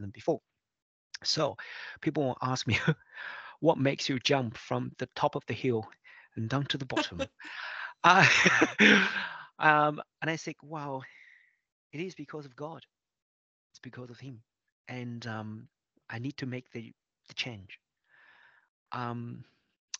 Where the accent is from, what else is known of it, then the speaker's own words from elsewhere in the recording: China; moved away as an adult; also born or lived in Beijing, China; now in Melbourne, Australia; I was born in China and I was an intensive care doctor back in China in Beijing for about 8 years